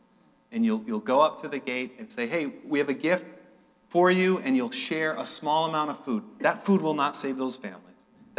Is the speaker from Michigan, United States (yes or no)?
no; New Hampshire, United States; I'm from New Hampshire.